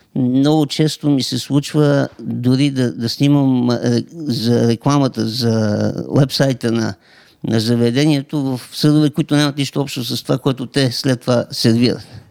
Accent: Montana Province, Bulgaria; аз съм от Монтана

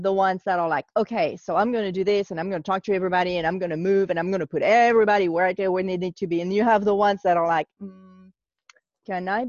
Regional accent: France; now in United States; I'm from France, I live in the US

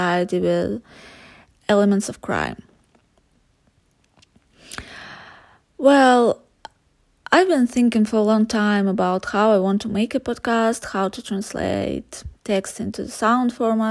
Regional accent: Buryatia, Russia; I was born and raised in Buryatia. It's a republic in Russia

